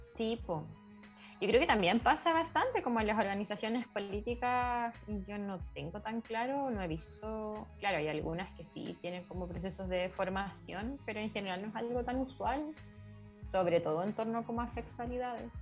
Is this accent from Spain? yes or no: no; Chile; Nací en Chile